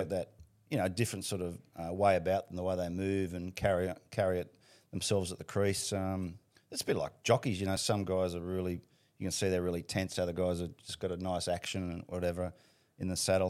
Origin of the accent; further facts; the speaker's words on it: Sydney, New South Wales, Australia; We, we grew up in Panaini, which is about ten minutes from Bankstown Trots